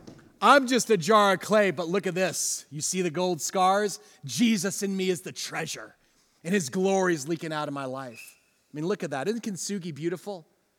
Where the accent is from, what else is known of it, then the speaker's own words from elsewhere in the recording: New Jersey, United States; I mean, it sounds nice, but I'm from New Jersey.